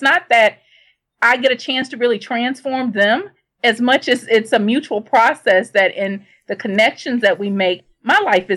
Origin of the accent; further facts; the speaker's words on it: Shreveport, Louisiana, United States; I grew up in Shreveport, Louisiana